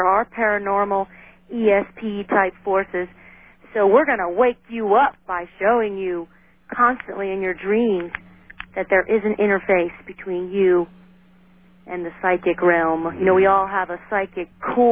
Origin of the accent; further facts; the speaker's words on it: United States; my people came over, like, in World War I, so I'm an American as the next guy